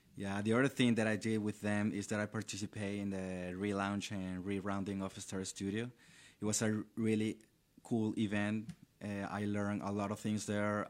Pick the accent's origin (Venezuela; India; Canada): Venezuela; Valencia, Carabobo; English is a second language; moved away as an adult; now in Orlando, United States; I was born and raised in Valencia. It's a city located, la, eh, two hours from the capital, which is Caracas